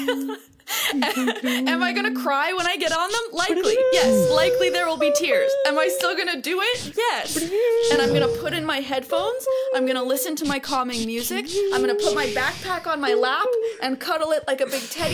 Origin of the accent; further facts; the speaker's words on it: Manitoba, Canada; moved away as an adult; now in Vancouver, Canada; I grew up in Manitoba, right? Like, 26 years in the snow, minus 40